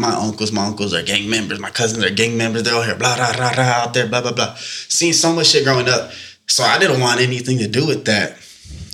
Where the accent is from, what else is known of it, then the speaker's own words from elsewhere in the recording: Central Valley, California, United States; moved away; I'm from the Central Valley